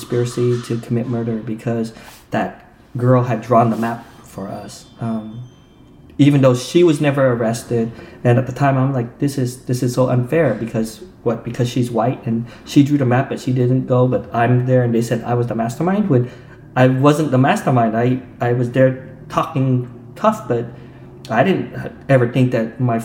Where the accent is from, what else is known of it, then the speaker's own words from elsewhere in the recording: Utah, United States; moved away; growing up in Utah